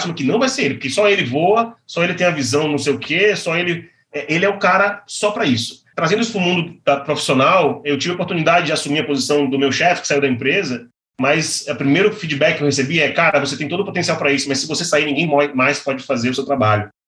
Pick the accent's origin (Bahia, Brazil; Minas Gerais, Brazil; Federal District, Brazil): Bahia, Brazil; now in São Paulo, Brazil; Eu vim da Bahia, eu vim morar em São Paulo.